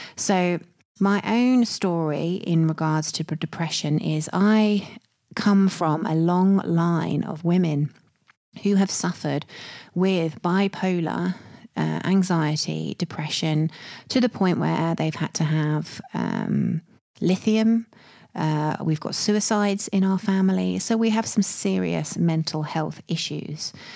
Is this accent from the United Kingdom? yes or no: yes; United Kingdom; I'm British